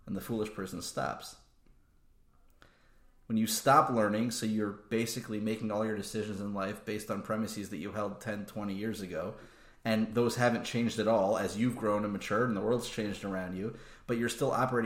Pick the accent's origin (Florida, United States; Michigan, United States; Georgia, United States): Georgia, United States; Atlanta; moved away; also born or lived in Baltimore / Philadelphia / Lakewood / Israel; I grew up in Atlanta, where my father and my father-in-law were both part of the Kollel there